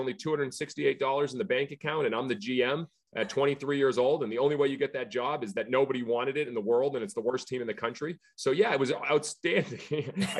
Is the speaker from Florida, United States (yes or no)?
no; Scituate, Massachusetts, United States; I grew up in Scituate, Mass, South Shore, played for the South Shore Baseball Club.